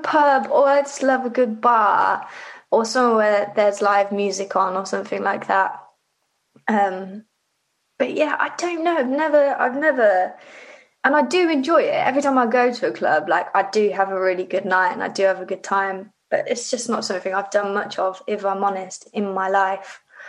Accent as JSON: {"language": "English", "town": "Livingston", "region": "Scotland", "country": "United Kingdom", "tie": "born there", "said": "I was born in Scotland, and I was born in a place called Livingston. So I was kind of like trying to look for artists from Livingston or West Lothian."}